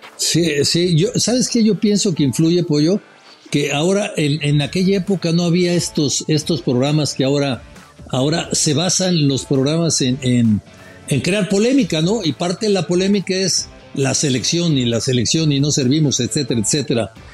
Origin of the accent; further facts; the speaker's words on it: Mexico; me preguntó que de dónde era. Le dije, de México